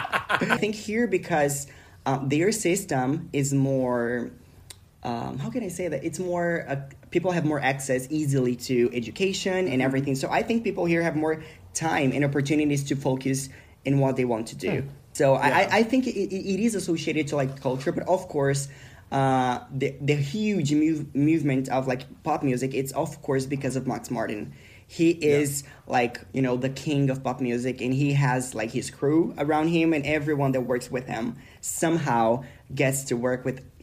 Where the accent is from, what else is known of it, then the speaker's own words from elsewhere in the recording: Brazil; now in Sweden; I'm from Brazil.